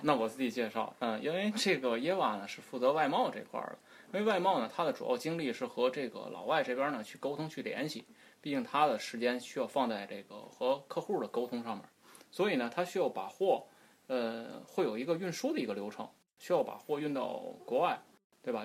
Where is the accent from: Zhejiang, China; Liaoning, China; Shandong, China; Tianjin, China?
Tianjin, China; 因为我所涉及的这个港口主要是咱天津港，因为毕竟我是这个土生土长的天津人